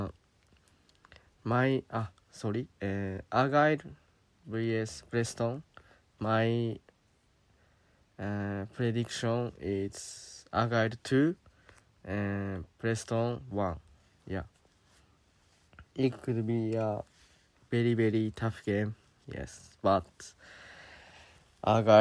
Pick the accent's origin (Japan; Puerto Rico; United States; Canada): Japan; I'm from Japan.